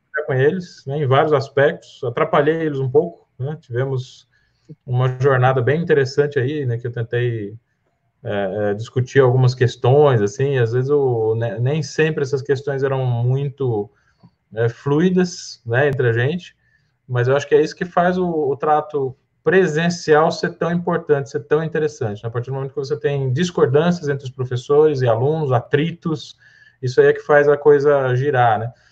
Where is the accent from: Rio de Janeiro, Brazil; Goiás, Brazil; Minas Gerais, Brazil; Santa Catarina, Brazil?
Goiás, Brazil; moved away as an adult; also born or lived in Goiânia; now in São Paulo, Brazil; como diz ali na minha terra, em Goiás